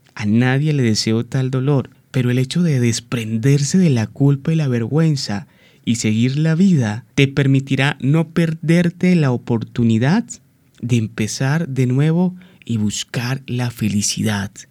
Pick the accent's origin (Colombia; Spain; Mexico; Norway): Colombia; nuestra amada Colombia, que soy también colombiano